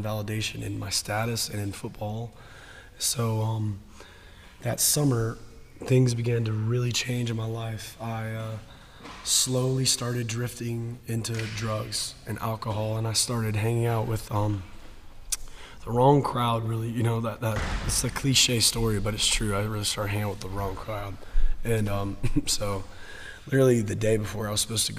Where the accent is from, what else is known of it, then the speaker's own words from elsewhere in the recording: Woodstock, Georgia, United States; First Baptist Church of Woodstock, where I grew up my entire life